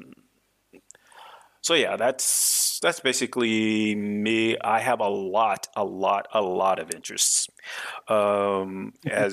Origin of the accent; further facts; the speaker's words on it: Washington, United States; now in Normandy, France; I live in France now. I live in Normandy, but I am from America. I was born in Washington State.